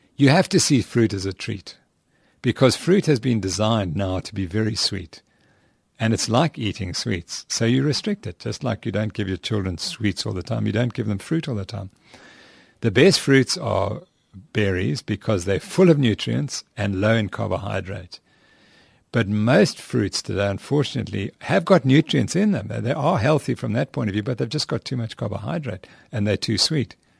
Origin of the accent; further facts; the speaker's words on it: England, United Kingdom; where I come from, because I'm from England